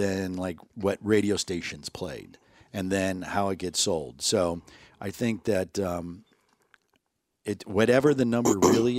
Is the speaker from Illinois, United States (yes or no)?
yes; Chicago, Illinois, United States; I grew up in Chicago.